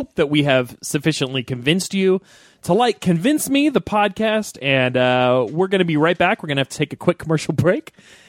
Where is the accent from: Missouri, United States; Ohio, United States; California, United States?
Missouri, United States; I'm Midwest. So as far as the U.S. goes, I'm from Missouri.